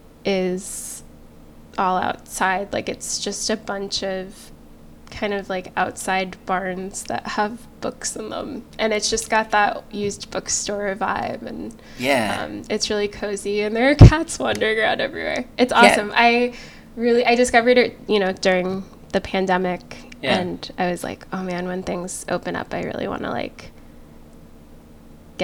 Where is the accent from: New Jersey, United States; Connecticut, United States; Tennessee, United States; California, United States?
Connecticut, United States; growing up in Connecticut